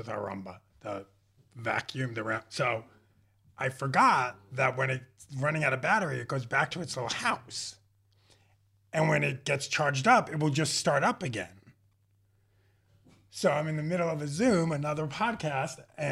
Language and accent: English; New York, United States; now in Los Angeles, United States; I grew up in New York